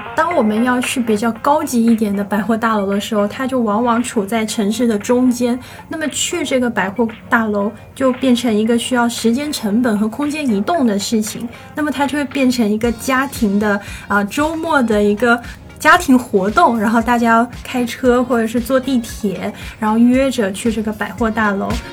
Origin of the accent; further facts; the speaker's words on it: Shenzhen, Guangdong, China; 我小时候是住在离这个东门老街非常非常远的一个地方